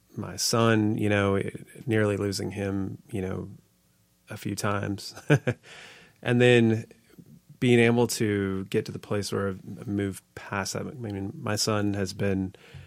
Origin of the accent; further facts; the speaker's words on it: California, United States; moved away; I grew up in California